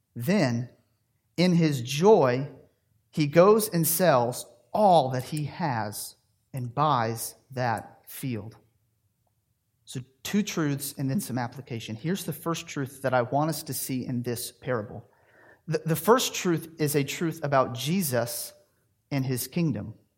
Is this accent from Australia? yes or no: no; Tennessee, United States; moved away as an adult; also born or lived in Louisville, Kentucky; I was raised in Tennessee.